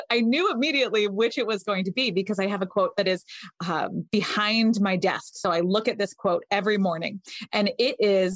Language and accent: English; Connecticut, United States; moved away as an adult; now in San Francisco, United States; I grew up in Connecticut.